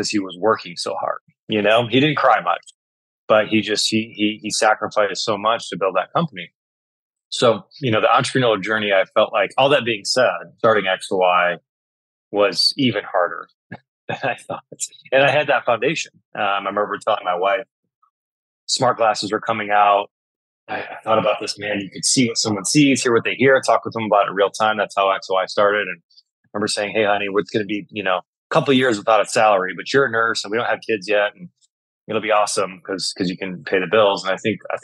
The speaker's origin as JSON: {"language": "English", "region": "Michigan", "country": "United States", "tie": "born or raised there", "said": "I grew up and was born and raised in Michigan"}